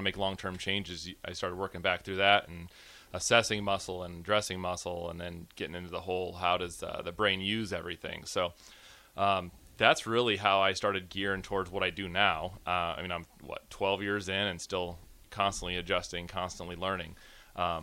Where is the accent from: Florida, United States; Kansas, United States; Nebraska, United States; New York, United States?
Nebraska, United States; Gretna; I'm a local kid. So I grew up in Gretna